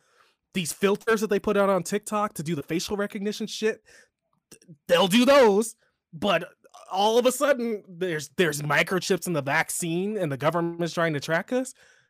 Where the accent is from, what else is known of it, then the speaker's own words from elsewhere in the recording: Chicago, Illinois, United States; accent: Chicago; My Chicago accent only comes out like when I'm drunk for the most part, or like when I'm really mad.